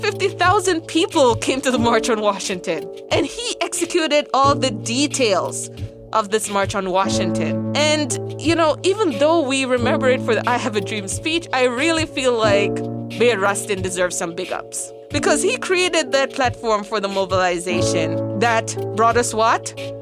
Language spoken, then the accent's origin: English; Jamaica; accent: patois; With my patois accent, it's in Raleigh, North Carolina, in 1960.